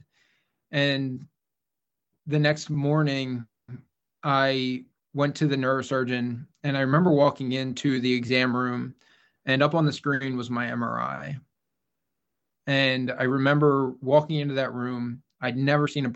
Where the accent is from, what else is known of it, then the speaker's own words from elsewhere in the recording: Philadelphia, Pennsylvania, United States; also born or lived in Syracuse; I was from Philadelphia, Pennsylvania